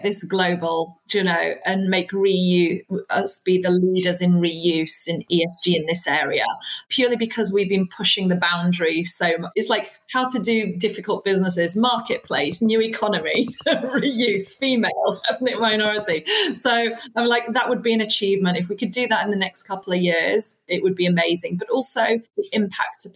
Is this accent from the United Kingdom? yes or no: yes; United Kingdom; also born or lived in Iraq; I was born in Iraq, you know, brought up a British